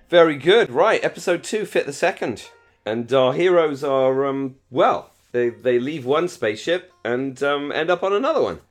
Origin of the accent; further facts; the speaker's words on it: United Kingdom; in Britain, we hate having crap jobs